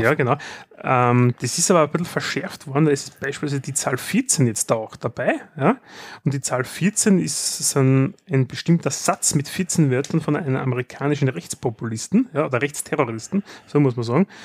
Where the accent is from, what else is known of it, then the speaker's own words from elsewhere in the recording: Austria; wir sind Österreicher